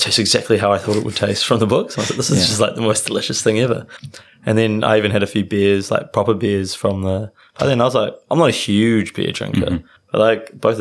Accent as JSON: {"language": "English", "country": "New Zealand", "said": "as a Kiwi"}